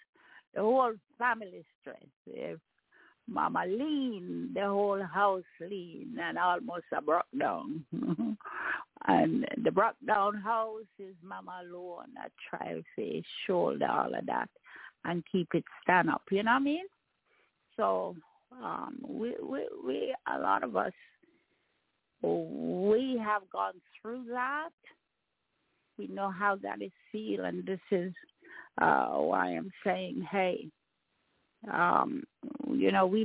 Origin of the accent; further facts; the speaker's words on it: Jamaica; my experience growing up as a Jamaican